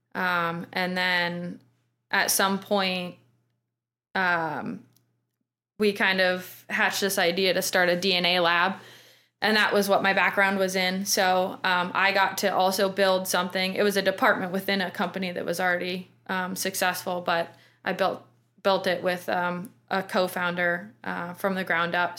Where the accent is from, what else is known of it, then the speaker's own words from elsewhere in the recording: Port Angeles, Washington, United States; moved away as an adult; also born or lived in Bellingham, Washington; now in Pittsburgh, United States; I'm actually from Washington State. I grew up in Port Angeles, little town out on the Olympic Peninsula